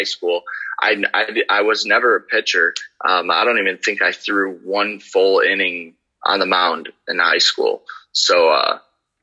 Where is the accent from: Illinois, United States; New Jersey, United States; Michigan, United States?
Illinois, United States; South Elgin; I grew up in South Elgin, Illinois my whole life